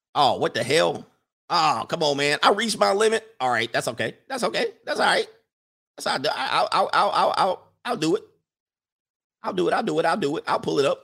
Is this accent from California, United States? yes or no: yes; Orange County / Ventura County, California, United States; I've grown up in Orange County. I grew up in Ventura County.